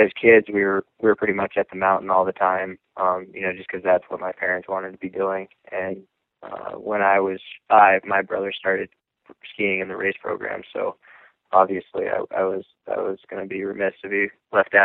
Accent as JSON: {"language": "English", "town": "Lake Placid", "region": "New York", "country": "United States", "tie": "born or raised there", "said": "I'm from Lake Placid, New York, and that's, you know, it's an area that has a huge heritage"}